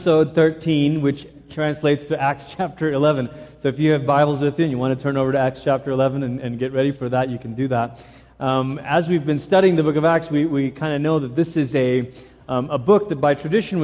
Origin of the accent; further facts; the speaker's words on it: Malaysia; now in United States; I grew up in Malaysia